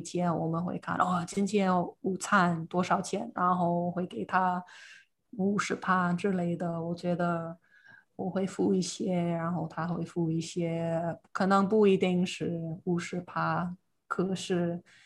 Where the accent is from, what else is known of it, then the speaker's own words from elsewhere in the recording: United States; Chinese is a second language; now in Taiwan; 我是美国人